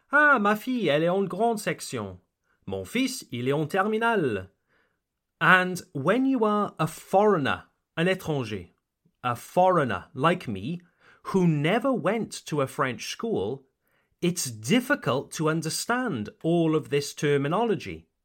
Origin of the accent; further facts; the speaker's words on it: United Kingdom; I am British, and I only went to school in the United Kingdom